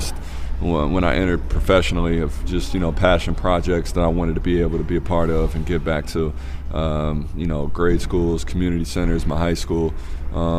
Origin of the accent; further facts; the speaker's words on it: Peoria, Illinois, United States; now in Oakland, United States; Peoria is my hometown